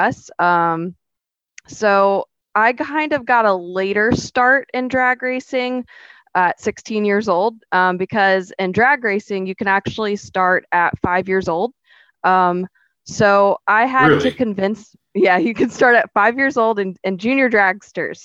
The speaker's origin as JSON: {"language": "English", "town": "St. Augustine", "region": "Florida", "country": "United States", "lives_now": "Palm Bay, United States", "said": "I'm from St. Augustine"}